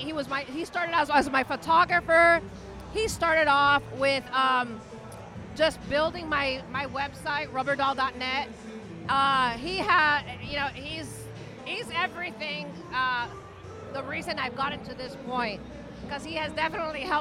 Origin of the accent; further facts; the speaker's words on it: Miami, Florida, United States; I was born and raised here in Miami. Actually, 5 minutes from here, I was born and raised.